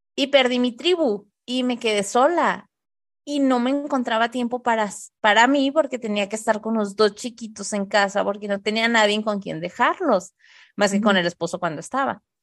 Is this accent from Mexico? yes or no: yes; Tijuana, Baja California, Mexico; moved away as an adult; also born or lived in Monterrey; nosotros somos de Tijuana, nos fuimos a vivir un tiempo a Monterrey